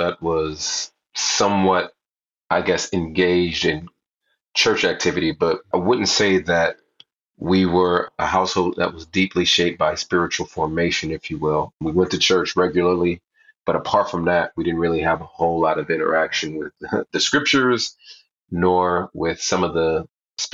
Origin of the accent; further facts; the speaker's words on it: Southern California, United States; I grew up in Southern California